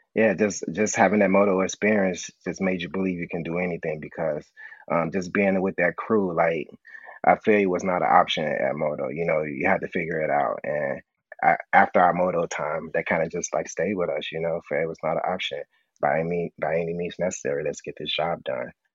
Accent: Chicago, Illinois, United States; me growing up on the South Side, you know, I can remember like having like rib tips and a hot link combo

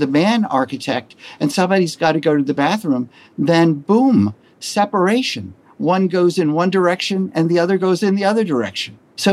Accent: Maryland, United States; I grew up in Maryland, which is a quasi-Southern space

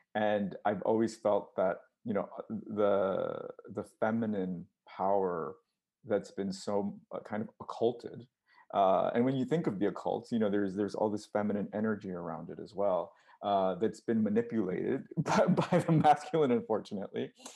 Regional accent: United States; I'm Mexican American, but I have no roots in Mexico. All my family's here

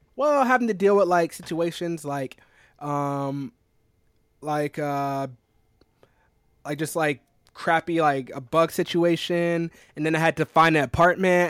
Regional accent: South Carolina, United States; moved away as an adult; now in New York City, United States; I'm from South Carolina

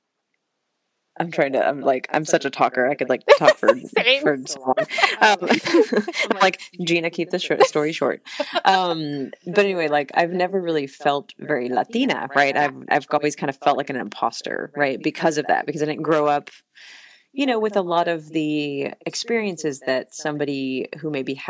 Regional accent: United States; I was born in the United States

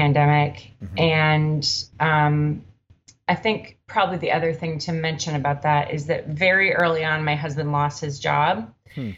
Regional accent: Minneapolis, Minnesota, United States; now in Oakland, United States; I'm from Minneapolis originally, but we've been in Oakland a long time.

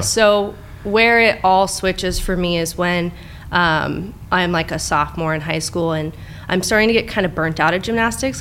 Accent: Tustin, California, United States; also born or lived in Laguna Hills, California / Costa Mesa, California; I grew up in Tustin

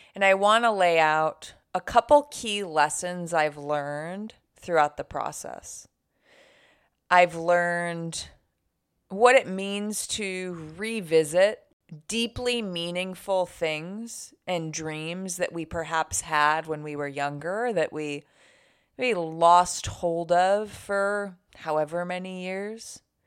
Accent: Buffalo, New York, United States; living in my hometown, Buffalo, New York

